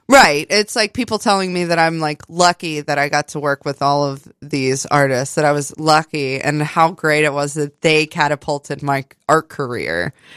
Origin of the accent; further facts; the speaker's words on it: West Virginia, United States; moved away; growing up in West Virginia